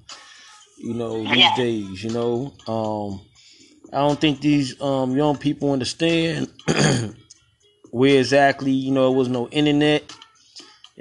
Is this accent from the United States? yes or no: yes; New York, United States; I'm from New York myself